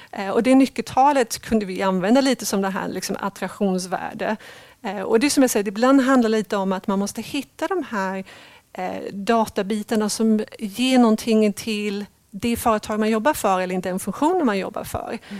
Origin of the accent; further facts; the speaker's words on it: Sweden; moved away as an adult; also born or lived in England / London / Cambridge / Netherlands; jag är uppvuxen i Sverige men jag har bott 17 år utomlands och ganska nyligen, sedan två år tillbaka, har jag kommit tillbaka till Sverige